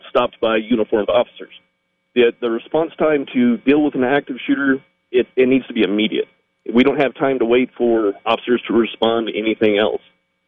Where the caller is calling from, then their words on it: New Mexico, United States; No, I live in New Mexico.